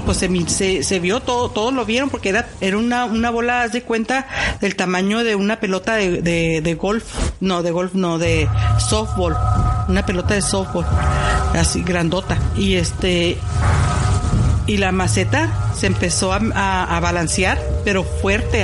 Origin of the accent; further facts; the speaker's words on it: Tijuana, Baja California, Mexico; la casa donde crecí, que es en Tijuana, México